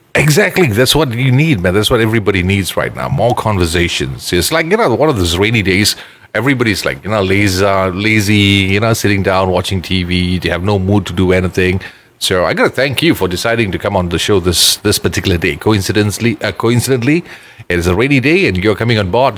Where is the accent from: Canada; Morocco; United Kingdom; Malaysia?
Malaysia; Ipoh, Perak; now in Kuala Lumpur, Malaysia; when I was growing up there, almost every house had a mango tree